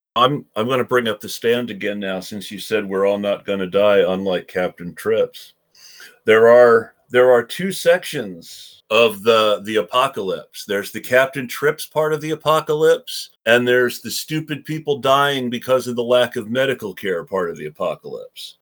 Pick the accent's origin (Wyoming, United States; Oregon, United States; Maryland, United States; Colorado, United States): Oregon, United States; my home state of oregon